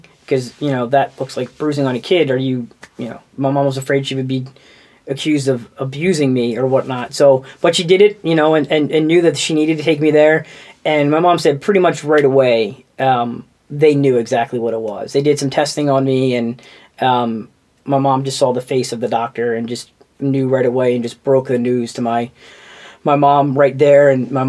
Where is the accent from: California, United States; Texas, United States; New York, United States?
Texas, United States; Houston; also born or lived in Tampa; So I was born in Tampa, and then... my dad got transferred to Houston with his job.